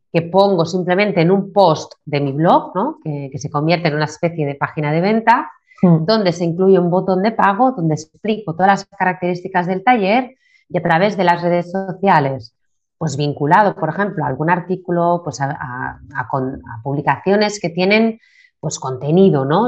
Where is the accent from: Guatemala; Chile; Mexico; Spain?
Spain; Barcelona, Catalonia; also born or lived in New York; now in Reggio Emilia, Italy; vivo pues en, Reggio Emilia, aunque soy de Barcelona, vivo en Reggio Emilia, Italia